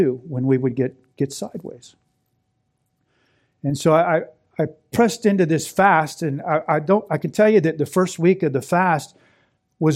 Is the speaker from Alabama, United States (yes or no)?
no; Orlando, Florida, United States; moved away as an adult; also born or lived in Daytona, Florida; now in Western New York, United States; I'm from Florida. I was born and raised in Orlando